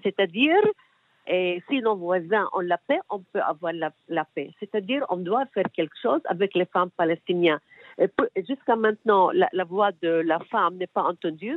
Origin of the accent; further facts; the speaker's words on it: Israel; on n'a pas fait ça ici, chez nous, en Israël